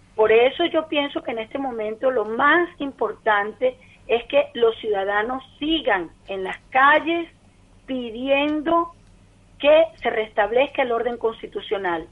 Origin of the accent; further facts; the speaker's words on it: Venezuela; nosotros los venezolanos